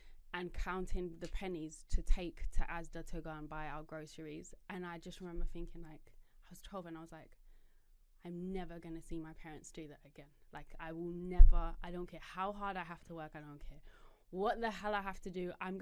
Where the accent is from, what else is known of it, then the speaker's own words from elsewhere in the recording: South Africa; moved away; we were living this fairy tale lifestyle in South Africa, but I didn't know my parents were in debt to give us that lifestyle